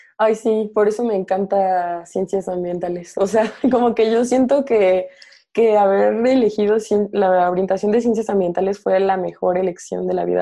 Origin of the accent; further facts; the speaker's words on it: Morelia, Michoacán, Mexico; moved away as an adult; also born or lived in Mexico City; yo soy de Morelia